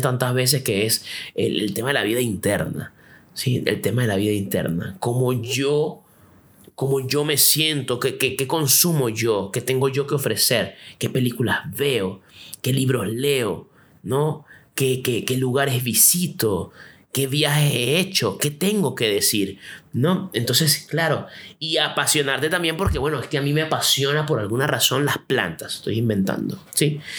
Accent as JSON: {"language": "Spanish", "country": "Venezuela", "moved": "yes", "lives_now": "Chile", "said": "Yo soy venezolano, vivo en Chile"}